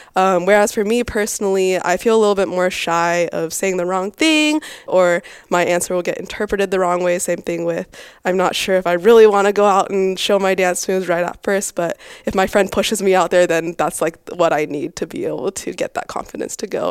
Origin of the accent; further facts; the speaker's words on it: Boise, Idaho, United States; now in California, United States; I grew up in Boise, Idaho.